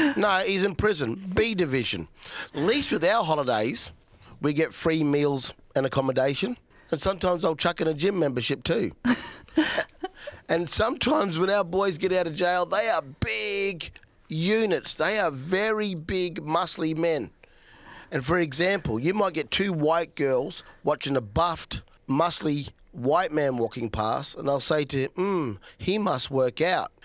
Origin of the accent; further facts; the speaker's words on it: South Australia, Australia; I'm a Nunga, he automatically knows I'm from South Australia